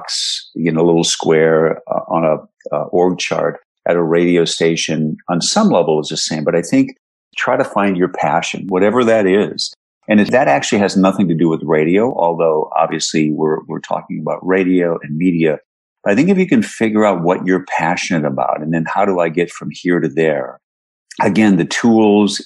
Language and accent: English; Minneapolis–Saint Paul, Minnesota, United States; moved away; growing up in the Twin Cities